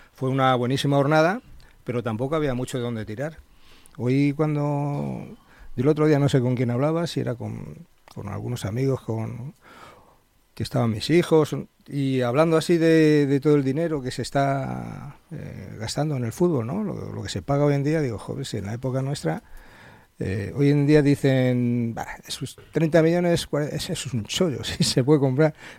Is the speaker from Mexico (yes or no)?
no; Madrid, Community of Madrid, Spain; also born or lived in Alcalá de Henares; now in Majadahonda, Spain; soy de Madrid